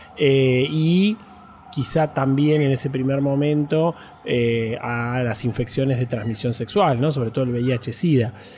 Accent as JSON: {"language": "Spanish", "town": "Trelew", "region": "Chubut", "country": "Argentina", "tie": "born or raised there", "also_born_or_lived": "Buenos Aires", "moved": "yes", "said": "nací en Trelew, en la provincia del Chubut"}